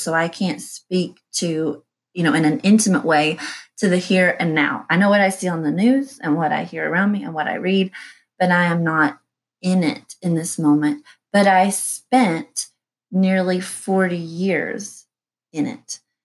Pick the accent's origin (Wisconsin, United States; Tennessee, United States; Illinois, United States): Tennessee, United States; East; I was raised in the Baptist church and I went to a small Christian school in East Tennessee